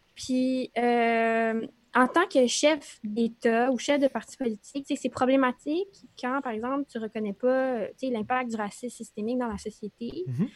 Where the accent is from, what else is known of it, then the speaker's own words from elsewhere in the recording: Montreal, Quebec, Canada; on me demande d'où tu viens, tu dis, point au tremble.